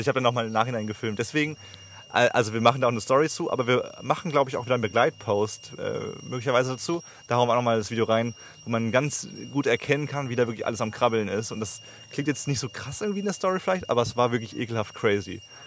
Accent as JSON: {"language": "German", "country": "Germany", "said": "wir als, gerade als Deutsche"}